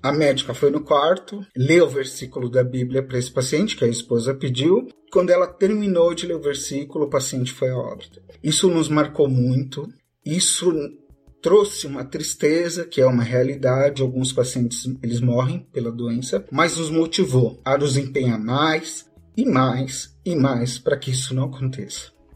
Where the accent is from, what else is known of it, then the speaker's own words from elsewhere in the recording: Guarulhos, São Paulo, Brazil; sou de Guarulhos, São Paulo